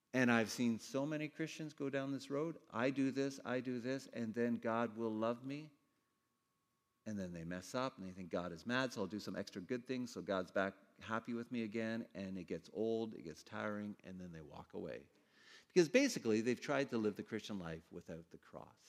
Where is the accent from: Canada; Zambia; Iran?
Canada; Ontario; I grew up in Ontario